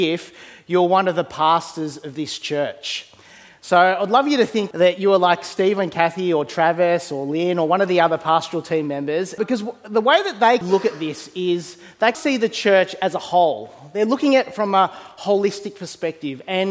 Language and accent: English; Australia; I was born here in Australia. And I've always wrestled for a lot of my life with this tension of growing up in a predominantly Eastern background home